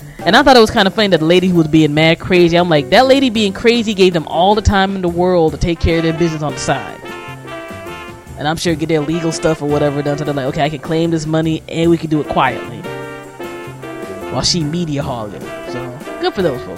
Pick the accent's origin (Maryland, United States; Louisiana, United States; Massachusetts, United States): Maryland, United States; my home state of Maryland